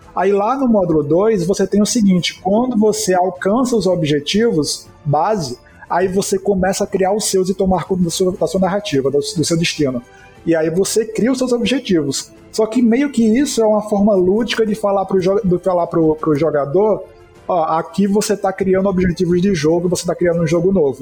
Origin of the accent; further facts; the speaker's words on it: Northeast Brazil, Brazil; E a gente é do Nordeste